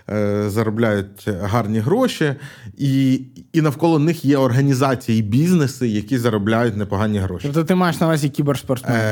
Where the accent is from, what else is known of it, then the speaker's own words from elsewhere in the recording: Kyiv, Ukraine; я ж з Києва